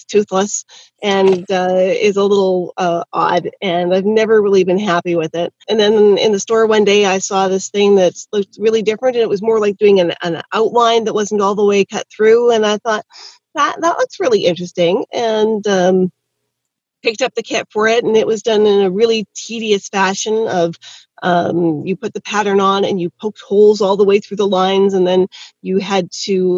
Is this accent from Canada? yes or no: yes; Canada; I am definitely from Canada, yes. Born and bred